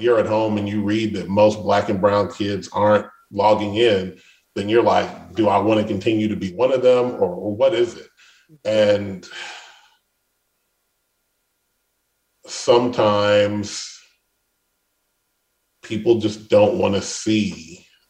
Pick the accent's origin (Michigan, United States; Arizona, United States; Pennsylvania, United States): Michigan, United States; Detroit; I grew up in Detroit.